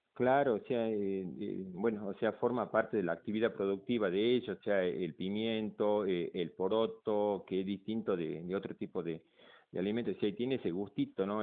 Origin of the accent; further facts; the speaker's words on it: Salta, Argentina; also born or lived in Buenos Aires; nací en Buenos Aires y me vine acá a los cuatro años a, vivir vivir, desde los y 43 años estoy acá en Salta